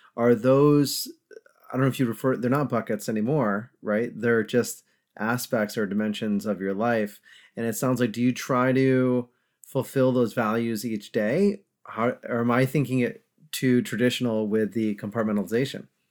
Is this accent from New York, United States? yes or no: yes; upstate New York, United States; now in Charlotte, United States; I'm from upstate New York